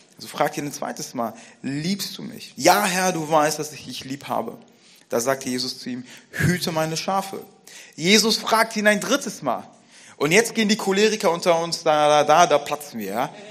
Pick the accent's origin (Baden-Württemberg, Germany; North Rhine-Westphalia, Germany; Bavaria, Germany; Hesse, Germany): Hesse, Germany; Frankfurt; Ich bin in Frankfurt aufgewachsen